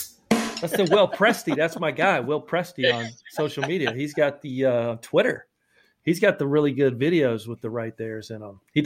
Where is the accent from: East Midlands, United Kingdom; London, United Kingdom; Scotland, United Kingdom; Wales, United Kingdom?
Scotland, United Kingdom; now in Kansas, United States; I'm the Scotsman